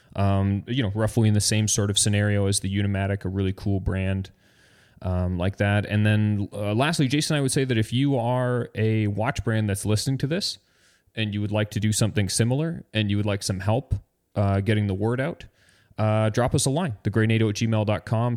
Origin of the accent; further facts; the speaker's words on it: Canada; I'm Canadian